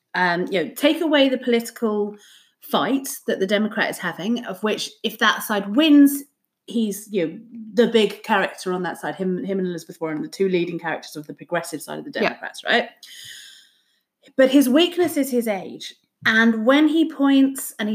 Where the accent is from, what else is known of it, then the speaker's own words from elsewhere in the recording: United Kingdom; as a Brit